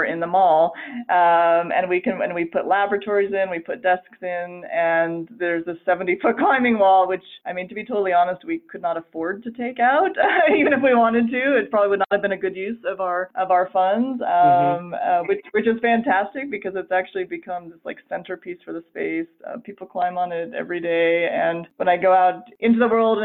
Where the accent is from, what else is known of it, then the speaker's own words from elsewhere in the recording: Colorado, United States; also born or lived in San Francisco; now in Salt Lake City, United States; I am actually originally from Colorado